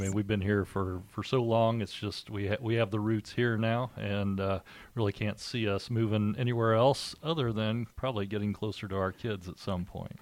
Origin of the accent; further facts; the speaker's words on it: Indiana, United States; also born or lived in Decatur, Indiana / Milan, Indiana / Greensburg, Indiana / West Lafayette, Indiana; I grew up in Indiana. I've lived pretty much my whole life here